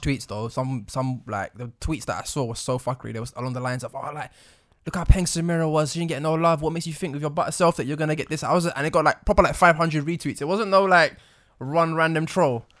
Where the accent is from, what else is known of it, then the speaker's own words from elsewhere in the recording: United Kingdom; accent: British; we've got British accents